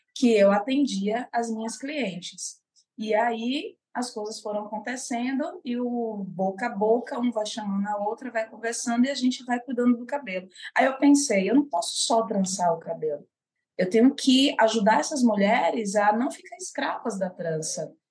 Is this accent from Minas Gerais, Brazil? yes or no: no; Salvador, Bahia, Brazil; also born or lived in São Paulo; sou soteropolitana de Salvador, Bahia